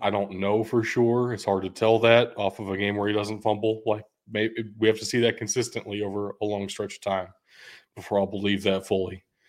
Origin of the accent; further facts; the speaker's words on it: Louisville, Kentucky, United States; we're both from Louisville